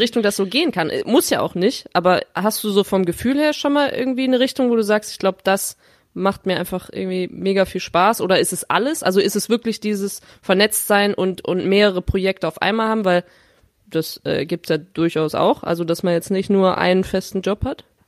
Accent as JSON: {"language": "German", "region": "Rhineland", "country": "Germany", "tie": "born or raised there", "said": "in meiner Heimatstadt äh, im, im schönen Rheinland"}